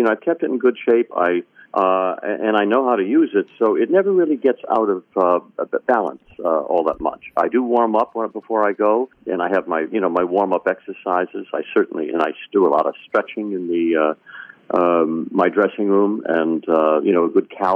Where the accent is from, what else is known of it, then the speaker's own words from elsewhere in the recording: Connecticut, United States; also born or lived in Maine / Boston / Vermont; I'm a New England boy. I was born in Maine. I grew up most of my life in Connecticut